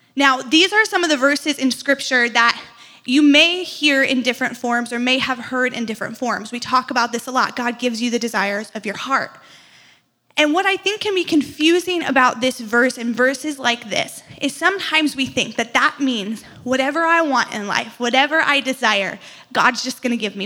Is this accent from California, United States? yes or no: no; outside of Chicago, Illinois, United States; now in Madison, United States; I grew up outside of Chicago